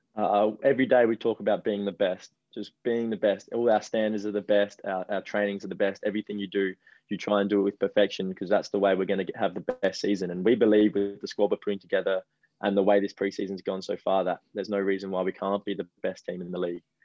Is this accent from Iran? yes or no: no; Adelaide, South Australia, Australia; moved away as an adult; now in Central Coast, Australia; where I grew up in Adelaide, I was two minutes from the beach.